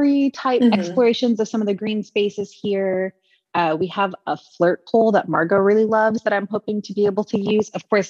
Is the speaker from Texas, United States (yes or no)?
yes; Texas, United States; moved away as an adult; I was born and raised in Texas